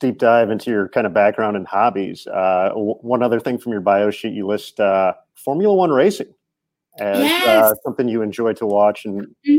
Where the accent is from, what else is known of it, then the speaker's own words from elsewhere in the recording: Indiana, United States; moved away; I grew up in Indiana, so I'm very familiar with stock car racing.